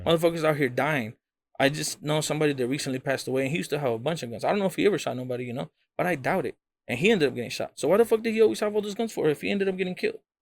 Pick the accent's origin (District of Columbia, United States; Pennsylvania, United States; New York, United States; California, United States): California, United States; Rialto; The homie Arctic that I grew up with in Rialto